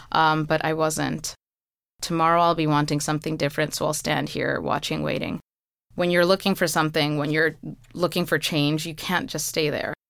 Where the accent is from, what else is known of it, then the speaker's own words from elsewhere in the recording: New York City, New York, United States; i was born in flushing